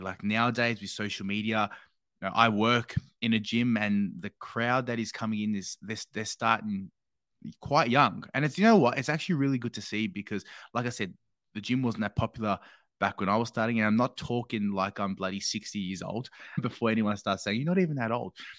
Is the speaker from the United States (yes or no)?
no; Australia; growing up in Australia